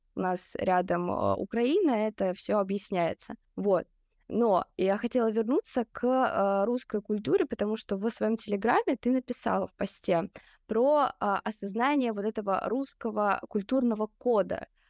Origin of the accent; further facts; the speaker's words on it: Rostov-on-Don, Rostov Oblast, Russia; now in Saint Petersburg, Russia; я из Ростова-на-Дону